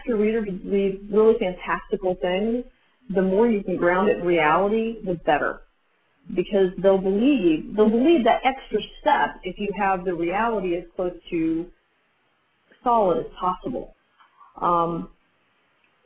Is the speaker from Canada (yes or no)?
no; United States; I'm very American